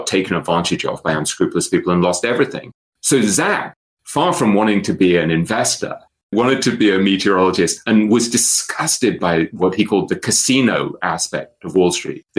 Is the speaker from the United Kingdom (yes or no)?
yes; England, United Kingdom; now in New York, United States; I'm an English writer living in New York. I'm a Jew who went to Eton, the poshest, oldest English school